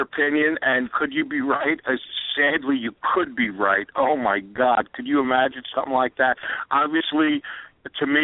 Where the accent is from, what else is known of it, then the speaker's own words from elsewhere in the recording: New York City, New York, United States; I'm also a New Yorker. I grew up in Queens